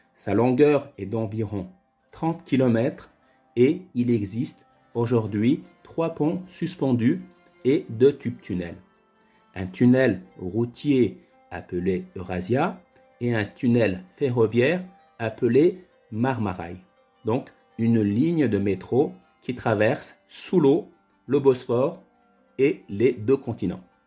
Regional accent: Cappadocia, Central Anatolia, Turkey; also born or lived in Istanbul; je suis originaire de la Cappadoce en Turquie.

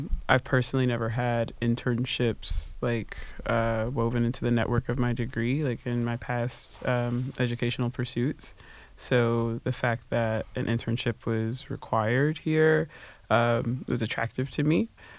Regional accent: Atlanta, Georgia, United States; moved away as an adult; now in Paris, France; I'm from Atlanta, Georgia.

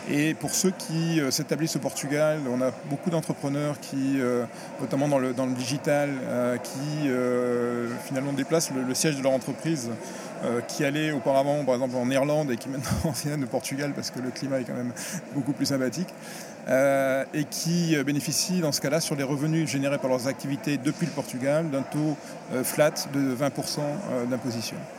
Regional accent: France; je suis français

